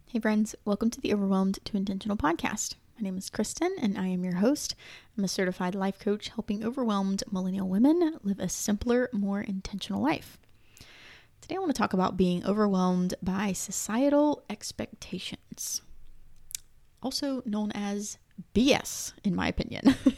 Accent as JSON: {"language": "English", "country": "United States", "said": "I'm obviously American"}